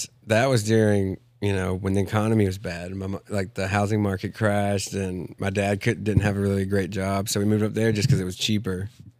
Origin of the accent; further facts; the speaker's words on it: Whitesburg, Georgia, United States; moved away; also born or lived in Carrollton, Georgia / Illinois; Grew up here in Whitesburg, you know, and then, grew up in Whitesburg, went to school in Carrollton, and then moved to Illinois when I was...